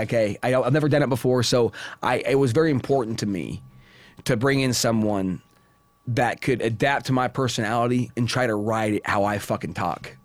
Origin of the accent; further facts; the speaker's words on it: Indiana, United States; moved away as an adult; now in Las Vegas, United States; I come from Indiana.